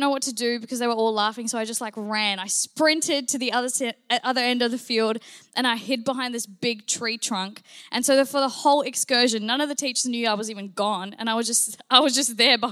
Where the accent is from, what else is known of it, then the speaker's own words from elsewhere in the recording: New Zealand; I grew up in New Zealand. Yes, New Zealand